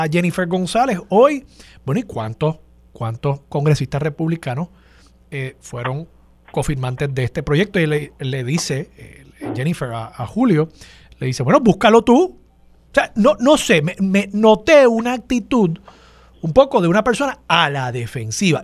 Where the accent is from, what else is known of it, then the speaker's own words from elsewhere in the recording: Puerto Rico; A los puertorriqueños